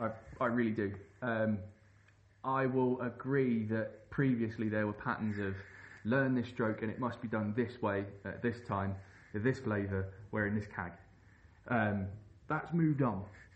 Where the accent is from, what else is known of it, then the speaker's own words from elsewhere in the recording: England, United Kingdom; Growing up on the Thames, it was hard not to be inspired by people like Sean Baker, like Andy Jackson from Kayako Jacko